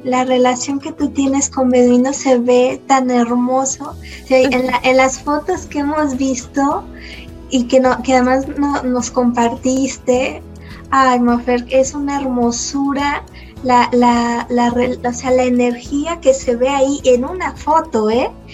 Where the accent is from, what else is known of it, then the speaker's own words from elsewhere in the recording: Mexico; en México estamos en pañales